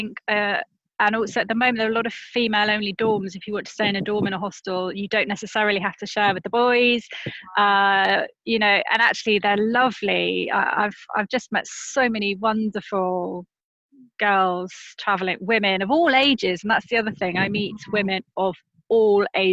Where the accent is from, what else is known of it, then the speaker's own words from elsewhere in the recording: United Kingdom; accent: British; as a Brit, we don't think we have an accent.